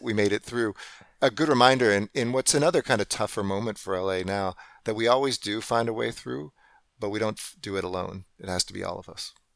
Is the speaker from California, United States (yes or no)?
yes; Los Angeles, California, United States; moved away as an adult; now in Delhi, India; the L A River, which is what I grew up next to in Encino.